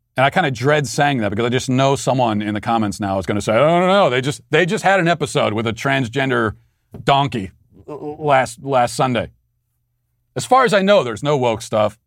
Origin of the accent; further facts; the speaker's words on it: Baltimore, Maryland, United States; accent: Baltimore; my Baltimore accent